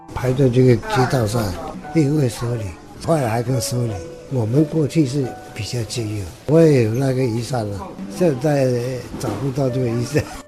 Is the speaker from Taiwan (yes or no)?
no; Zhangzhou, Fujian, China; also born or lived in overseas (birthplace); 所以我就住在这里，一直到现在。我工作在这里，我是华侨，海外生的，两三岁的时候回来，就是我父亲的老了嘛，归根全家回来